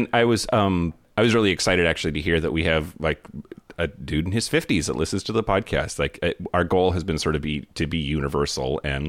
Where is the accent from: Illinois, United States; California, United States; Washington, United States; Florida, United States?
California, United States; the blue state of California, and then went to a very liberal college campus in Santa Barbara. In my hometown, I always felt too gay